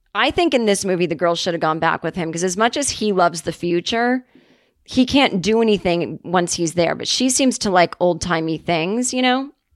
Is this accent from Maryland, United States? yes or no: no; Massachusetts, United States; moved away; my hometown